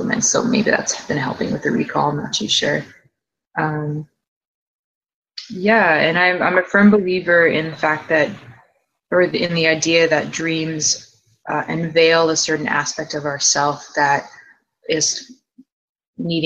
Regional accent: Toronto, Ontario, Canada; now in Vancouver, Canada; I am from Toronto, Ontario, Canada, currently in Vancouver right now.

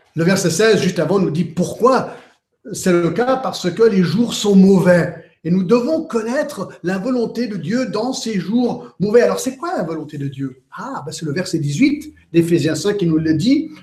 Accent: Geneva, Switzerland; j'ai grandi à Genève

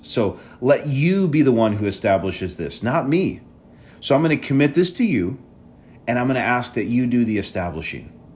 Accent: Wisconsin, United States; moved away as an adult; also born or lived in Chicago area; we're in Wisconsin, and, um, I'm originally from Wisconsin. So coming back home

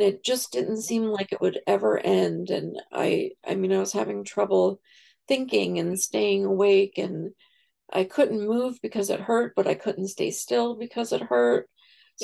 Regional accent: New York, United States; now in Virginia, United States; I'm from New York, but I live in Virginia now.

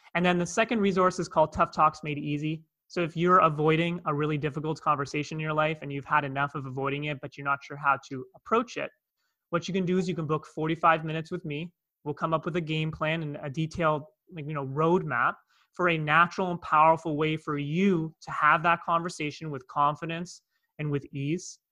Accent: Toronto, Ontario, Canada; accent: North American; moved away as an adult; now in Cape Town, South Africa; you can hear by my accent, I'm from North America, I'm from Toronto, Canada

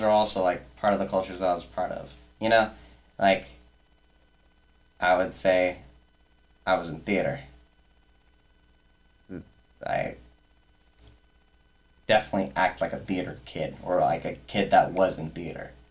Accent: San Gabriel, California, United States; I'm also from San Gabriel. And I feel like I'm part of the San Gabriel culture.

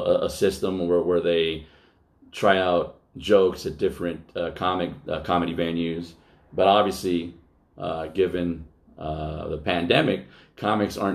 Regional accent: Altadena, California, United States; I grew up in West Altadena

